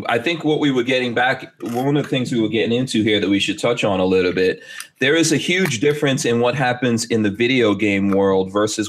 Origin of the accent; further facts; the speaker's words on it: New York City, New York, United States; now in Gainesville, United States; when I came to America, I grew up in rap music. I grew up in New York City